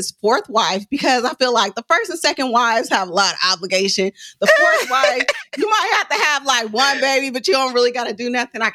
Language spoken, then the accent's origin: English; Oakland, California, United States; I'm from West Oakland.